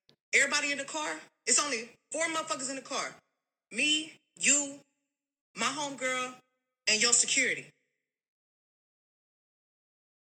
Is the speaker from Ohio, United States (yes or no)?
no; Houston, Texas, United States